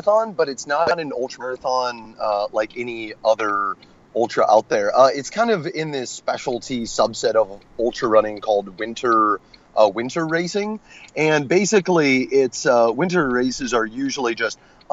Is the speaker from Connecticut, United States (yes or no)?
no; Raymond, Iowa, United States; moved away as an adult; also born or lived in Tacoma, Washington; now in Washington, United States; I grew up in Raymond